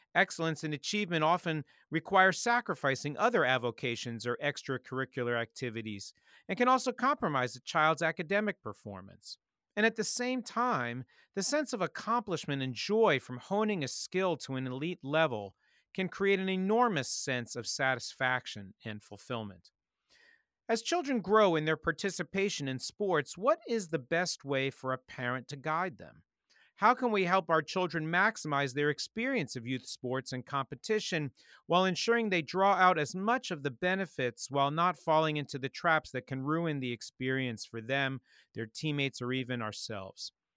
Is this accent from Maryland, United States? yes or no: yes; Montgomery County, D.C., Maryland, United States; Growing up outside Washington, D C, and Montgomery County